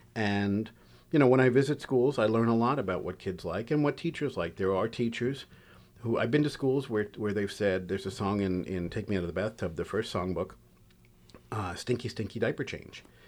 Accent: New York City, New York, United States; I grew up in Queens

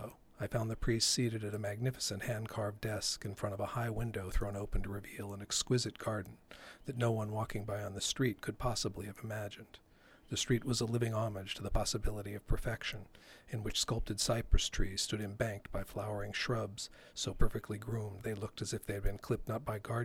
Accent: Oregon, United States; the place where I grew up in Oregon. This was in northeastern Oregon

